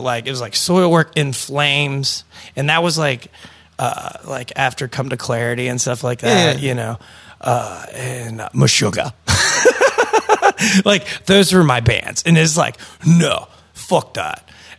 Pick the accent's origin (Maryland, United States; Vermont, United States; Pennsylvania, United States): Pennsylvania, United States; I'm from Westmoreland County.